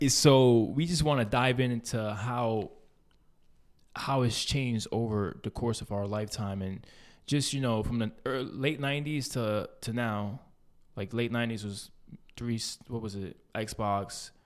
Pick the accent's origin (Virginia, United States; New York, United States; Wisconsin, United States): New York, United States; New York City; we grew up in East Harlem